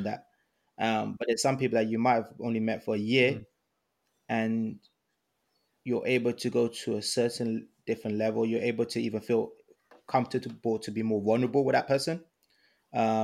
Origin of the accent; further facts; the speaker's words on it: Ibadan, Oyo, Nigeria; moved away; I was born in Ibadan, Nigeria